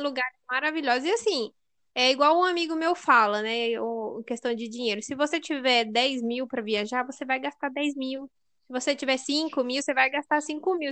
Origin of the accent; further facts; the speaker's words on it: Mato Grosso, Brazil; nós que somos do Mato Grosso, que é 40 graus